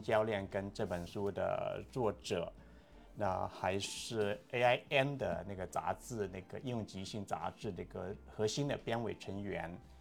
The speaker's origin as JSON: {"language": "Chinese", "region": "Guangdong", "country": "China", "tie": "born or raised there", "moved": "as an adult", "lives_now": "United States", "said": "广东，在广东，在广东长大，在广州上大学五年，那后来出来工作，就是在医院里面做防疫科的那些"}